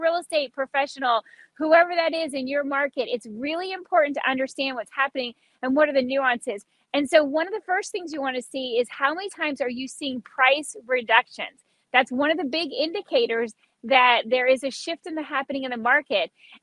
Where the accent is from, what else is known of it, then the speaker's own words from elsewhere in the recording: Key West, Florida, United States; I grew up in Key West, so I'm an island girl.